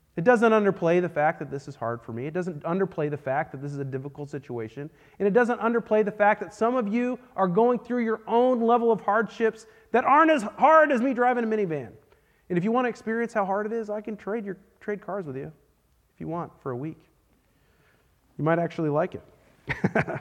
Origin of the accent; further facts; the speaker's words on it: Texas, United States; I am a Texan through and through